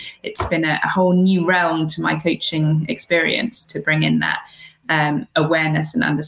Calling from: Wiltshire, South West England, United Kingdom; I'm calling in from the UK in a very sleepy little countryside town in the middle of Wiltshire in the UK.

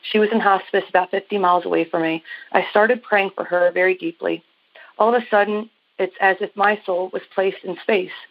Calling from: Maryland, United States; I am calling you from Maryland.

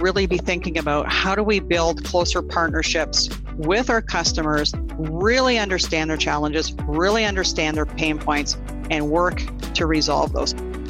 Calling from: Burlington, Ontario, Canada; I am calling you from Burlington, Ontario, which is just about a half an hour southwest of Toronto.

